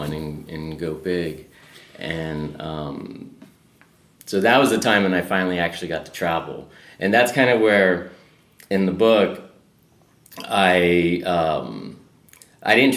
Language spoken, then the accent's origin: English; San Antonio, Texas, United States; moved away as an adult; also born or lived in Austin, Texas; now in Los Angeles, United States; I left San Antonio, was in Austin